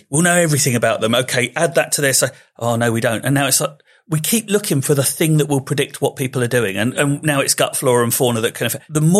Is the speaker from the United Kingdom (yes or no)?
yes; Slough, South East England, United Kingdom; I mean, I am from Slough. I was born there. I'm fine.